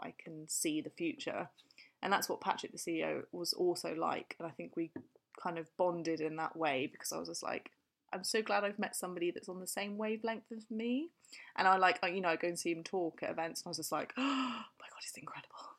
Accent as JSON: {"language": "English", "town": "Fleet", "region": "South East England", "country": "United Kingdom", "said": "I come from a little place called Fleet"}